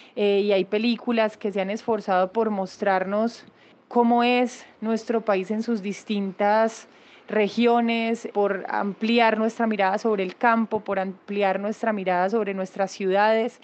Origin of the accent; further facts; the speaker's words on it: Colombia; como colombianos